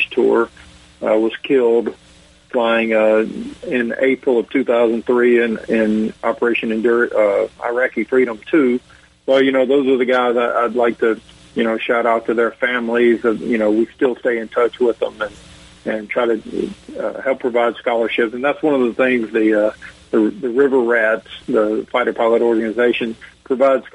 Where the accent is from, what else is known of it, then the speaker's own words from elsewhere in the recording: the South, United States; growing up in the South